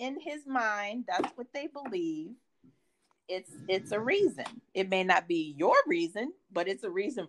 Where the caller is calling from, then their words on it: Newport News, Virginia, United States; I am calling from the Newport News side of the Hampton Roads area.